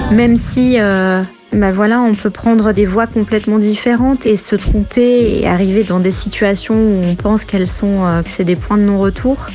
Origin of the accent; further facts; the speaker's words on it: south of France, France; je suis originaire du sud de la France